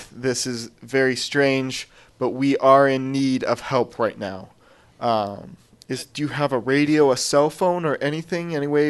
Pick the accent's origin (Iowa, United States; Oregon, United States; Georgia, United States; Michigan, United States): Oregon, United States; I'm from Oregon. I wasn't even a Boy Scout, so come on.